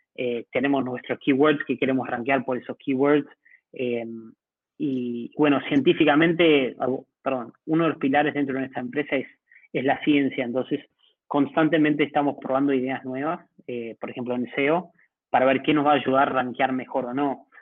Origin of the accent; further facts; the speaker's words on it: Uruguay; moved away as an adult; now in Mexico City, Mexico; como uruguayo